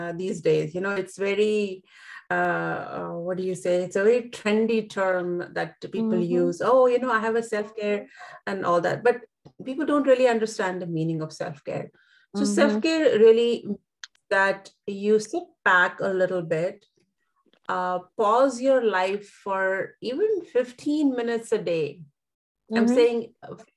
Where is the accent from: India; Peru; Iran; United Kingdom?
India; I come from India, so we live in joint families